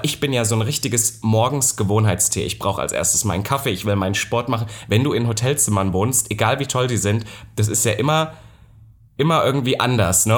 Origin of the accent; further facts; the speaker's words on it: Halle, Saxony-Anhalt, Germany; moved away; letzte Woche war ich ja auch in meiner alten Heimat und dann ist mir auch aufgefallen, in Halle